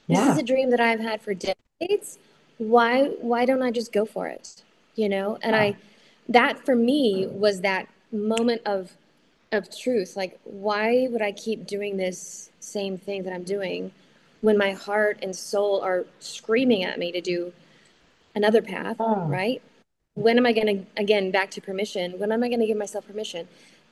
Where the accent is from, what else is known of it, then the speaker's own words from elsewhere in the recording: Oklahoma City, Oklahoma, United States; moved away; I'm from Oklahoma City. I grew up there, and my mom still lives there.